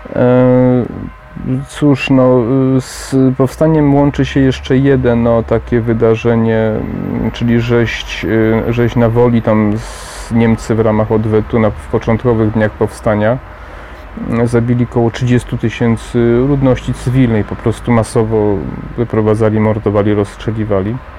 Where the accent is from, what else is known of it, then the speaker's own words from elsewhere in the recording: Poland; Sam pochodzę ze wsi